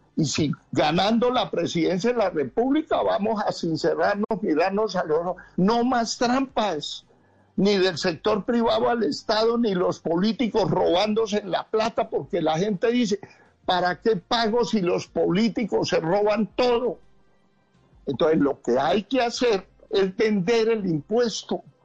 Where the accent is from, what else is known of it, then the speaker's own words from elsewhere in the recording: Colombia; somos los colombianos